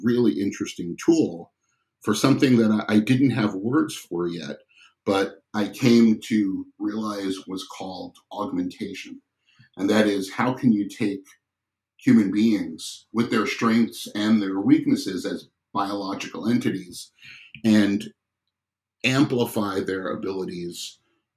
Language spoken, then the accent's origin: English; New York City, New York, United States; moved away as an adult; also born or lived in Michigan; I grew up in New York City